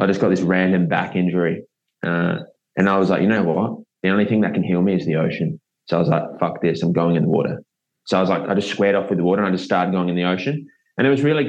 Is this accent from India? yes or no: no; South Australia, Australia; moved away; I grew up in South Australia